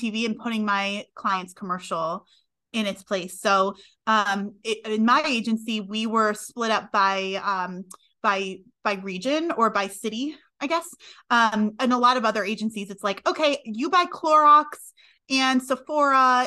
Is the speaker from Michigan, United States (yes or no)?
no; New York, United States; moved away as an adult; also born or lived in Connecticut; We're from New York originally